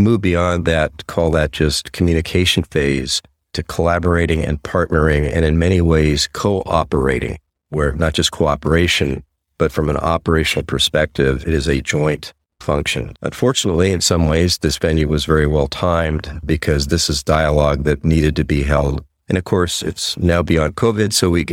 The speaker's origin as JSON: {"language": "English", "country": "United States", "said": "I'm from the United States"}